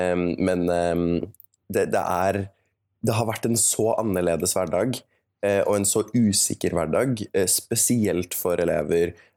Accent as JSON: {"language": "Norwegian", "region": "Oslo", "country": "Norway", "said": "Jeg kommer fra Oslo, og jeg gikk på Oslo katedralskole"}